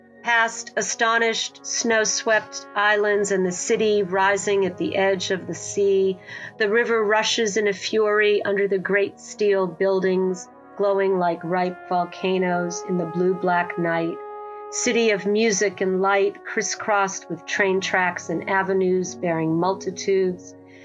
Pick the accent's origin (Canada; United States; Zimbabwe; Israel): United States; New England; As if a river sort of pulls through time and all the places I've lived with my husband, because we're from New England originally.